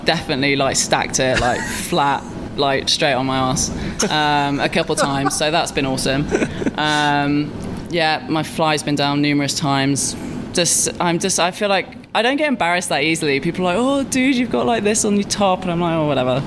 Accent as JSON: {"language": "English", "town": "Derby", "region": "East Midlands", "country": "United Kingdom", "said": "I'm from Derby"}